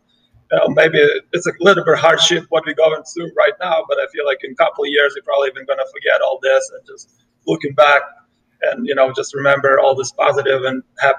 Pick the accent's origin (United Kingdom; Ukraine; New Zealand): Ukraine; moved away as an adult; now in United States; No, actually, I'm from Ukraine. I was born and raised in Ukraine. Yeah, I came here probably when I was 19, so I've been here for like 12 years now.